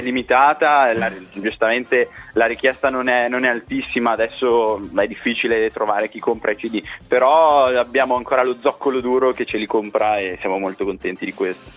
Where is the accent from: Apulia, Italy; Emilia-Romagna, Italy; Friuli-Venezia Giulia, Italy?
Emilia-Romagna, Italy; Piacenza; moved away as an adult; now in Brescia, Italy; siamo di Piacenza, adesso siamo un po' dislocati ovunque tra lavoro, università, Brescia, Milano, Modena, però siamo, le nostre radici sono tutte piacentine